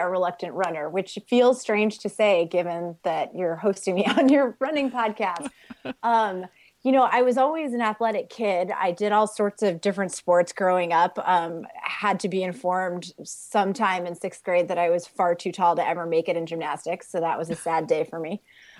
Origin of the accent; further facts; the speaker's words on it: Hong Kong; I grew up overseas in Hong Kong, so you can imagine the height differential there.